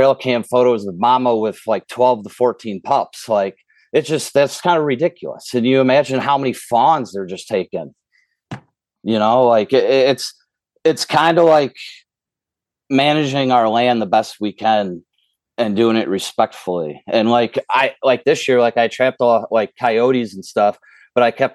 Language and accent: English; the Thumb, Michigan, United States; I grew up in the Thumb